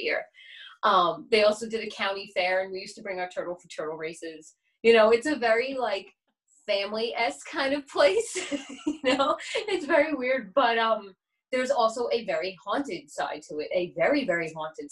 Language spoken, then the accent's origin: English; New York City, New York, United States; I'm from Staten Island, New York